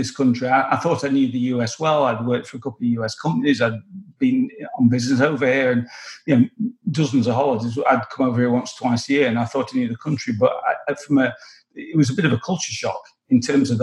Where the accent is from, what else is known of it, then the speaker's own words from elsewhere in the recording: England, United Kingdom; I'm English